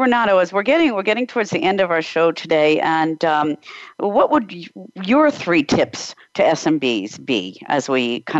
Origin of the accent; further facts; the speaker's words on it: United States; also born or lived in Prague, Czech Republic; But I'm American, and I shop in America